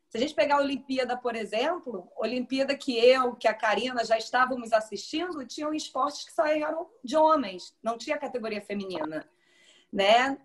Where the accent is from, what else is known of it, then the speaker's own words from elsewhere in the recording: Niterói, Rio de Janeiro, Brazil; eu sou de Niterói